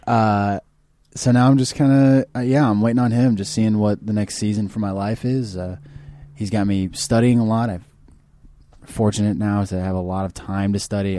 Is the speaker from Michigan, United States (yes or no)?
no; Kansas City, Missouri, United States; moved away as an adult; now in Los Angeles, United States; I'm from Kansas City, Missouri originally